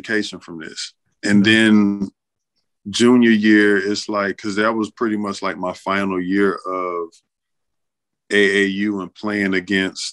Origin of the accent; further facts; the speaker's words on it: Atlanta, Georgia, United States; also born or lived in Charleston, South Carolina; So I've been in Atlanta since a baby, like all I knew. Grew up on the south side of Atlanta